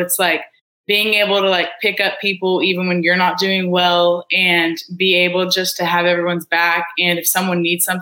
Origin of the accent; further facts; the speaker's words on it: Edmond, Oklahoma, United States; I'm from Edmond, Oklahoma. I went to Deer Creek High School